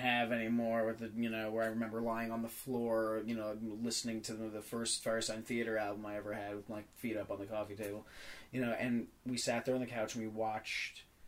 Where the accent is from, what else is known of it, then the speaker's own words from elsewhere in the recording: New York City, New York, United States; I grew up in New York City